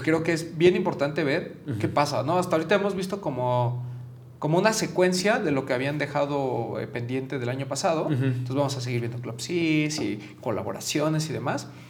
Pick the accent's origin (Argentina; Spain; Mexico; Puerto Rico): Mexico; como mexicanos